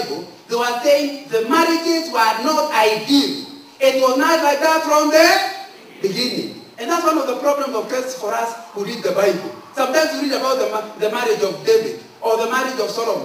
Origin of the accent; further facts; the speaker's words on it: Central Province, Kenya; I'm from Central